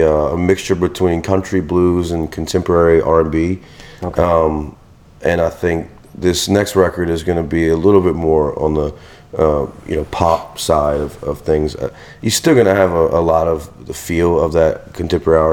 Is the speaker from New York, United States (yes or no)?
no; Venice, Louisiana, United States; now in Houma, United States; I'm from Venice, Louisiana. So people know that, you know, we're, you know, Cajuns at heart